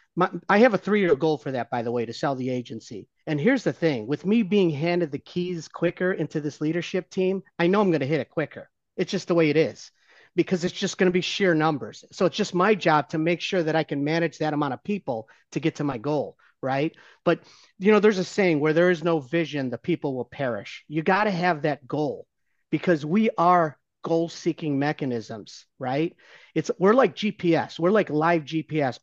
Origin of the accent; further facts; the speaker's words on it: Ohio, United States; I'm still a Browns fan 'cause I grew up in Ohio.